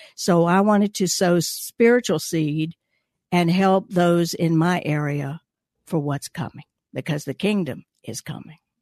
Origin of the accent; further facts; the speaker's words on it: Gainesville, Georgia, United States; born in Gainesville, so I'm a North Georgia